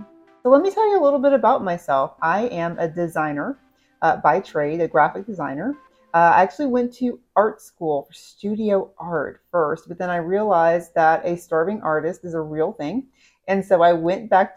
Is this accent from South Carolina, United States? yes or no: yes; South Carolina, United States; moved away as an adult; now in Jacksonville, United States; I grew up in South Carolina